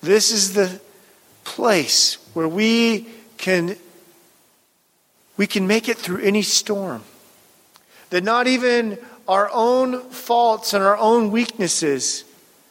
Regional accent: Pacific Northwest, Puget Sound, Washington, United States; I grew up around boats in the Pacific Northwest and the Puget Sound

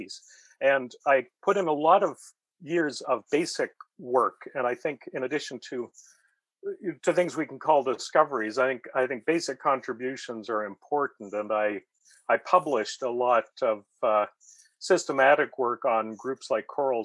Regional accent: Fredericton, New Brunswick, Canada; also born or lived in London, United Kingdom; I grew up in Fredericton, New Brunswick, which was a place that had very few fossils and no local natural history museum

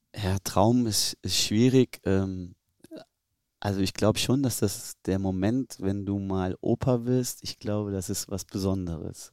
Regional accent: Germany; also born or lived in Tyrol, Austria / Kaiserslautern / Cologne; als Deutscher

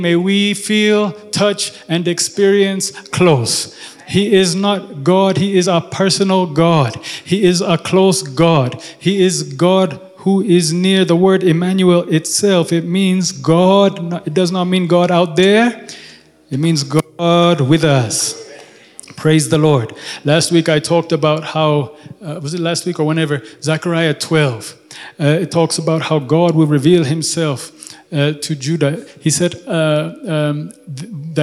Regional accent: Ethiopia; I'm from Ethiopia.

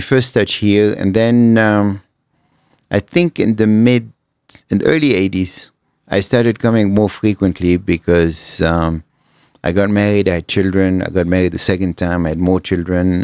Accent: Lebanon; born or raised there; moved away as an adult; also born or lived in Cairo, Egypt

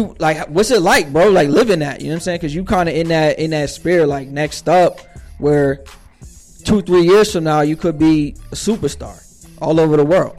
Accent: Northeast, United States; Because, like, growing up in the Northeast and shit, like, everything pretty much centered around New York City and like bars and.

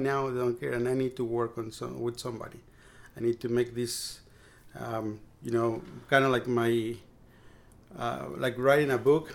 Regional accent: Mexico City, Mexico; moved away as an adult; also born or lived in Maryland / Key Biscayne, Florida; now in Brownsville, United States; I was uh, born and raised in Mexico City, and we never owned a car.

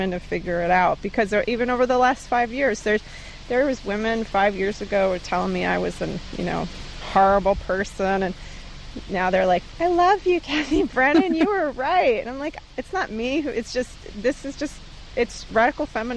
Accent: New York, United States; we're from New York

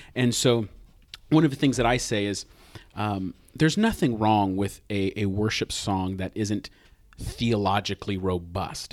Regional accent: United States; as an American

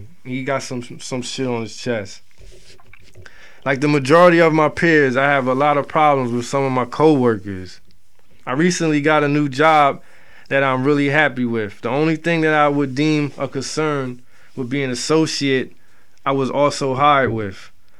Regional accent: Toronto, Ontario, Canada; Yes, I'm from Toronto, so he always at the LCBO.

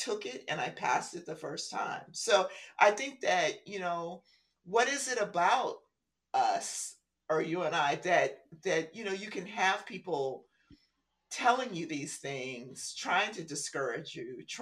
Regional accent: Compton, California, United States; also born or lived in View Park, California; I was from Compton

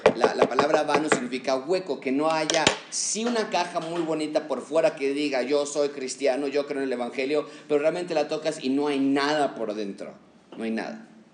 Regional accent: Mexico; como mexicanos

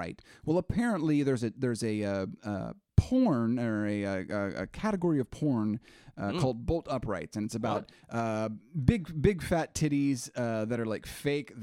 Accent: Tulsa, Oklahoma, United States; we're from Tulsa

